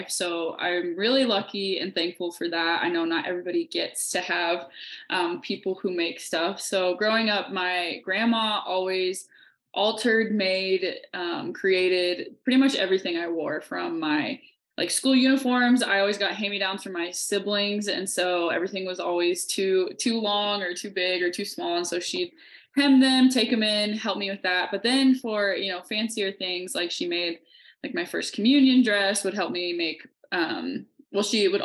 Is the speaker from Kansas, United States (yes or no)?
yes; Kansas, United States; moved away as an adult; now in Montana, United States; I'm originally from Kansas, but I've been living out in Montana for the past two years.